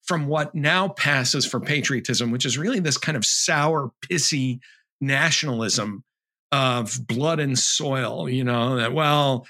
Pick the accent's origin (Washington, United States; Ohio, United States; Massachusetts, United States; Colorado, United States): Massachusetts, United States; Springfield; I'm from the Springfield, Massachusetts area originally.